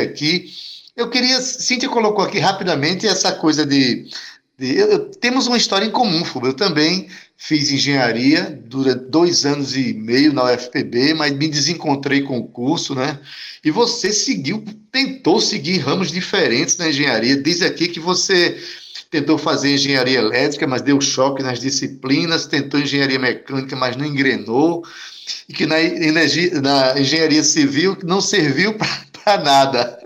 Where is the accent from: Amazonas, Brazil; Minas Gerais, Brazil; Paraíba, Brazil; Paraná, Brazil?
Paraíba, Brazil; João Pessoa; como paraibano e como pessoense